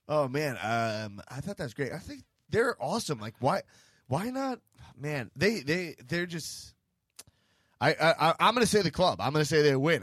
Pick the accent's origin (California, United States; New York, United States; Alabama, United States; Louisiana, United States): New York, United States; I'm from New York